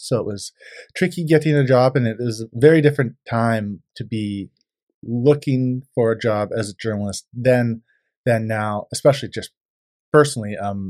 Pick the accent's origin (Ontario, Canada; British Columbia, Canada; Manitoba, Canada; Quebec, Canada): British Columbia, Canada; Vernon; also born or lived in Kamloops, Canada; Yeah, so I grew up in Vernon, BC. I went to school there and lived there until I graduated high school, and then I went I spent 2 years at the local university college there